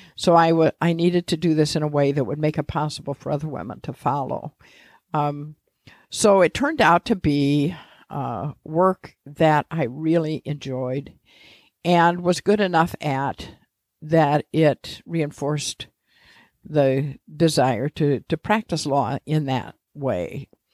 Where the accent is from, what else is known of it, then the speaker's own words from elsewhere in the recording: Mishawaka, Indiana, United States; also born or lived in Washington, D.C. / Bloomington, Indiana; I grew up in Mishawaka, next to South Bend.